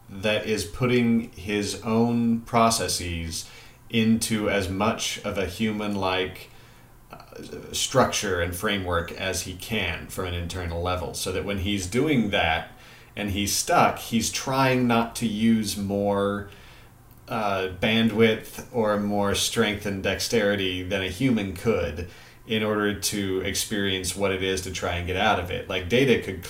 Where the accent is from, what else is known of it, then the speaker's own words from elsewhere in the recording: Missouri, United States; accent: Missouri; moved away; the older I get, the more of my Missouri comes right back out